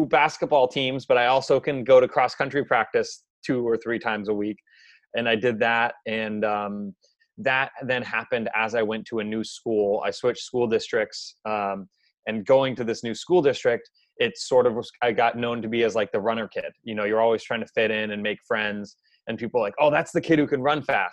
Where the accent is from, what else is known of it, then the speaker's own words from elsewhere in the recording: Seattle, Washington, United States; also born or lived in Boston, Massachusetts; born and raised in Seattle. So I was here until I was 18.